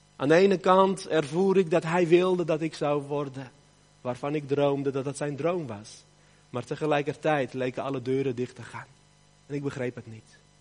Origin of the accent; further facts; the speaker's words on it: Armenia; moved away; Armenië, het land waar ik vandaan kom